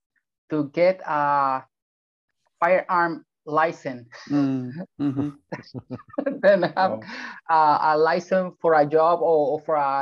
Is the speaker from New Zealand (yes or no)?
no; Puerto Rico; first language Spanish; English is a second language